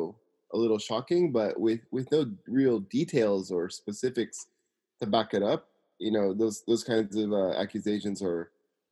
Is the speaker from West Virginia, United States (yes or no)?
no; Simi Valley, California, United States; now in Tokyo, Japan; I'm from Simi Valley, California, living in Tokyo, Japan.